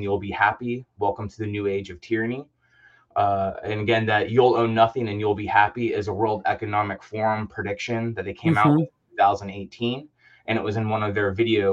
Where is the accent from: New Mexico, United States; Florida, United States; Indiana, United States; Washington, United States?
Florida, United States; Orlando; moved away as an adult; Early on, I grew up in Orlando, spent a lot of time there